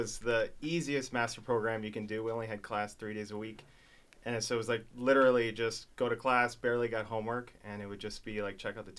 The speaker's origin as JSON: {"language": "English", "town": "Los Angeles", "region": "California", "country": "United States", "tie": "born or raised there", "also_born_or_lived": "Barcelona", "moved": "as an adult", "lives_now": "Las Vegas, United States", "said": "Yeah, born and raised in LA."}